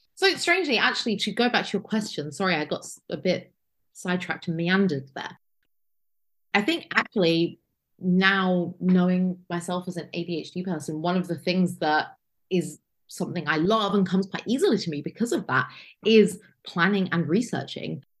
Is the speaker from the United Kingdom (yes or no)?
yes; United Kingdom; I'm lucky being from the United Kingdom